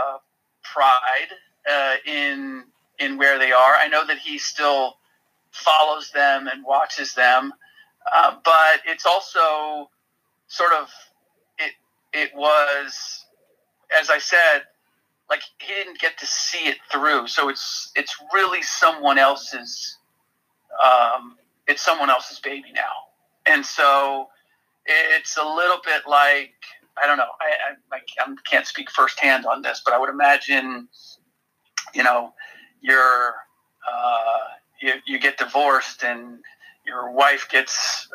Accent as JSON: {"language": "English", "town": "Cincinnati", "region": "Ohio", "country": "United States", "tie": "born or raised there", "moved": "yes", "said": "growing up in Cincinnati and the Reds"}